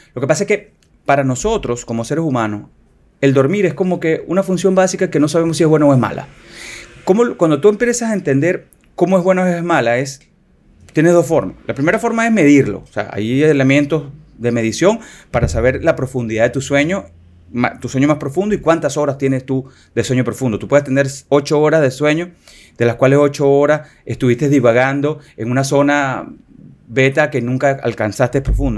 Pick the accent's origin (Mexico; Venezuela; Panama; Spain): Venezuela; moved away as an adult; now in Dominican Republic; soy venezolano, dominicano, ya eh, nacionalizado dominicano orgullosamente